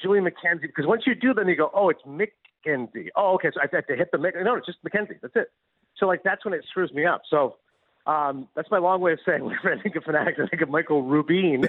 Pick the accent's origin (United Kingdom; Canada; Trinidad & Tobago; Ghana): Canada; Kingston, Ontario; now in United States; growing up in Kingston, Ontario